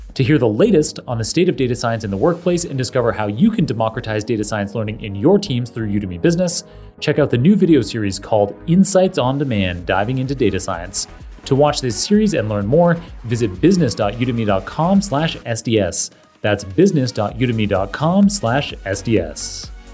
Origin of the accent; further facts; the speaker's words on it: Canada; moved away as an adult; also born or lived in Oxford; I grew up in Canada